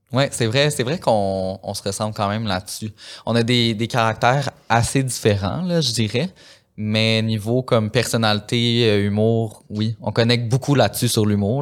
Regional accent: Saint-Lin–Laurentides, Quebec, Canada; je viens de Saint-Lin

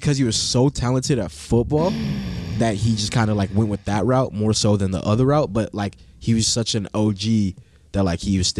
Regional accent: Long Beach, California, United States; also born or lived in Artesia, California / Los Alamitos, California / Colorado; I grew up in Artesia with my mother and then Long Beach with my father.

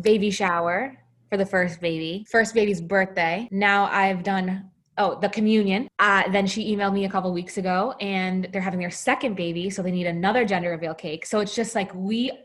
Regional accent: Salem, New Hampshire, United States; my hometown of Salem, New Hampshire

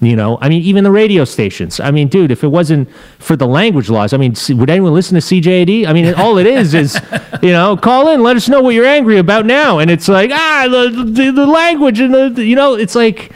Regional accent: Montreal, Quebec, Canada; moved away as an adult; also born or lived in Los Angeles, United States; now in Florida, United States; we're both from Montreal

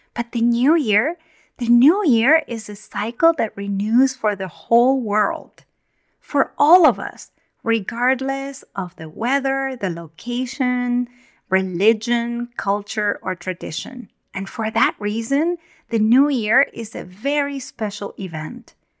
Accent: Argentina; now in Northern California, United States; I was born and raised in Argentina in the Southern Hemisphere

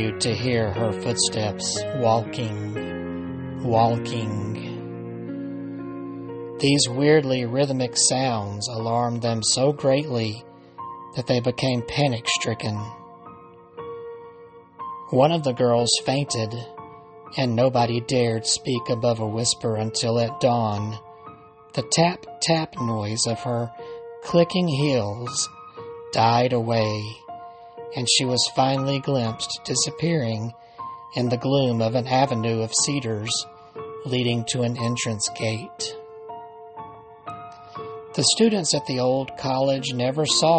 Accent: Alabama, United States; from right here in Alabama, my home state

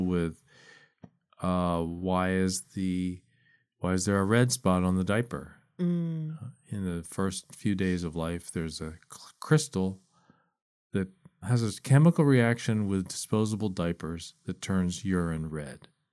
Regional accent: East Coast, United States; I grew up on the East Coast

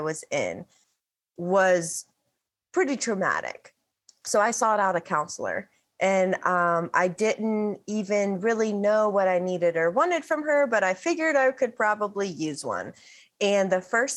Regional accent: the Bible Belt, United States; The section of America that I live in is referred to as the Bible Belt. The town, my hometown, is referred to as the buckle of the Bible Belt

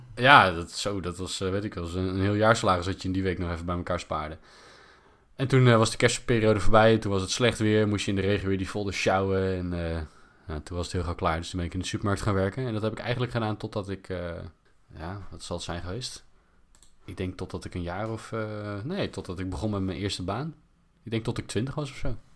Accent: Netherlands; als Nederlanders

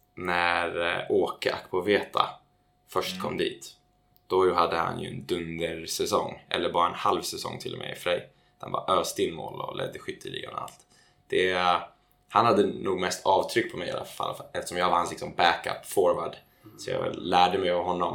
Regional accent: Täby, Stockholm County, Sweden; also born or lived in United States; mina grabbar hemma i Täby

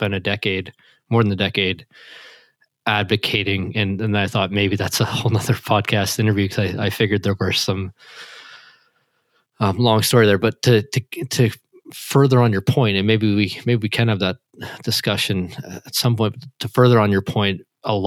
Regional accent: Canada; I'm Canadian

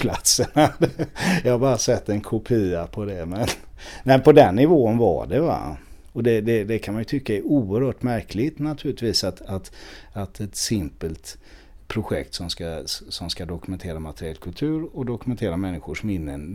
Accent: Sweden; som svensk

